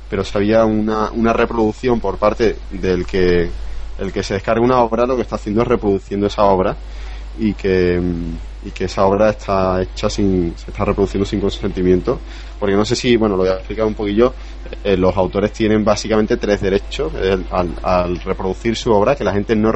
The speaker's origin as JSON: {"language": "Spanish", "country": "Spain", "moved": "yes", "lives_now": "United States", "said": "atrasado que estábamos en España en cuanto a la velocidad de nuestras redes. No, sí, eso sí. Yo, yo salí de España bajándome en mi casa, tenía uno, bajándome a una velocidad de 30-40K y llegué a Estados Unidos"}